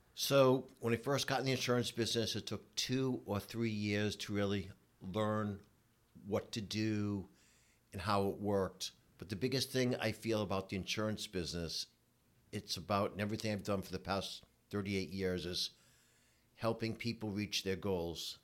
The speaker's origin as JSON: {"language": "English", "town": "Providence", "region": "Rhode Island", "country": "United States", "tie": "born or raised there", "said": "I grew up in Providence, Rhode Island"}